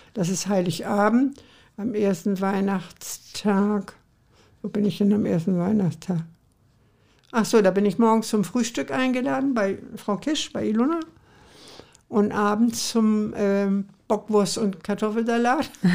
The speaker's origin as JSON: {"language": "German", "region": "Hamburg", "country": "Germany", "tie": "born or raised there", "said": "ich bin eigentlich gebürtige St. Paulianerin."}